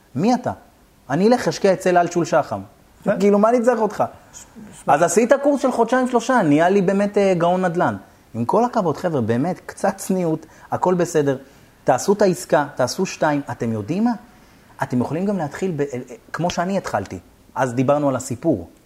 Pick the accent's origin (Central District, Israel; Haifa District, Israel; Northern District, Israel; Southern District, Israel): Southern District, Israel; Beersheba; ואני באר שבעי